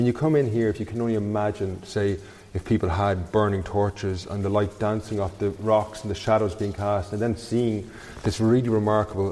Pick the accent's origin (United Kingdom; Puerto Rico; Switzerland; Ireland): Ireland; Castlecomer, Leinster; I actually grew up not far from here. I'm originally from Castlecomer